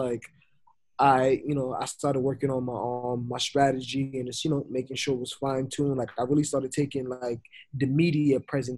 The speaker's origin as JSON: {"language": "English", "town": "New York City", "region": "New York", "country": "United States", "tie": "born or raised there", "also_born_or_lived": "Florida", "moved": "yes", "said": "I was raised in New York. I was born in Florida but raised in Brooklyn"}